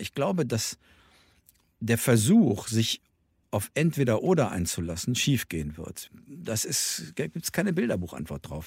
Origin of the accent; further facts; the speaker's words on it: Germany; wir Deutschen